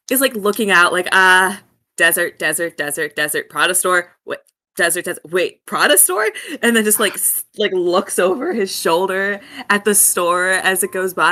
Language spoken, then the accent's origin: English; South Dakota, United States; So, I flew in from my um my hometown in um, Nowhereville, um, South Dakota.